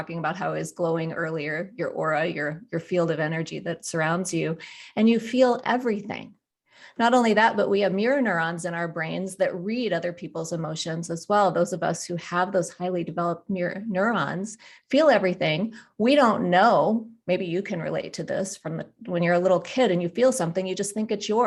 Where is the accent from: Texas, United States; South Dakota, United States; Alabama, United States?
South Dakota, United States; Black Hills; I'm a South Dakota girl. I grew up in the Black Hills